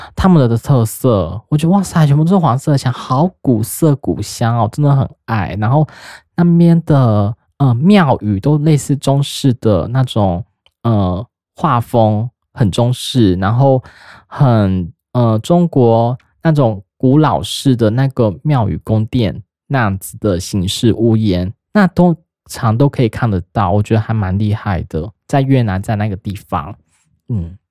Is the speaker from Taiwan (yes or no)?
yes; Taiwan; 我们台湾人